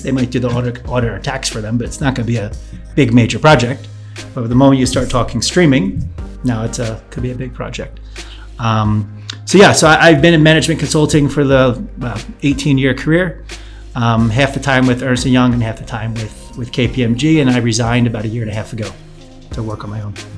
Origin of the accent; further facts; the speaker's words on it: New York, United States; moved away as an adult; also born or lived in Australia; now in Poland; I am from New York